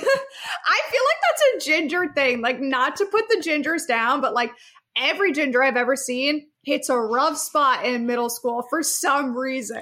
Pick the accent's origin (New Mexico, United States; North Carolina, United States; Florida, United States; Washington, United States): Florida, United States; Key Largo; growing up in Key Largo, Florida